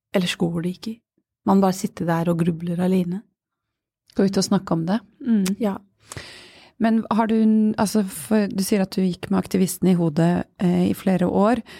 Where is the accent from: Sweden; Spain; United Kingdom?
United Kingdom; Glasgow, Scotland; Norwegian is a second language; now in Oslo, Norway; jeg er født og oppvokst i Glasgow.